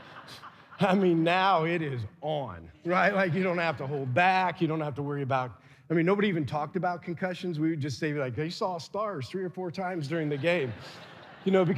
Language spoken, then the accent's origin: English; Adams Central, Indiana, United States; we had cousins from South Adams, and we're from Adams Central